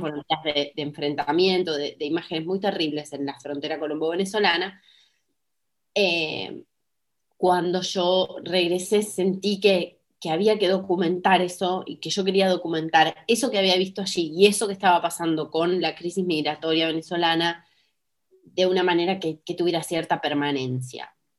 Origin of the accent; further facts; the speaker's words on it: Argentina; para mí como ciudadana argentina